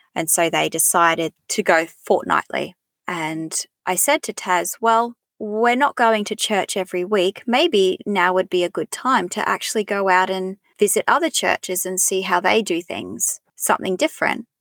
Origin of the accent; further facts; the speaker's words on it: Emerald, Queensland, Australia; now in Tasmania, Australia; I grew up in central Queensland in a mining town called Emerald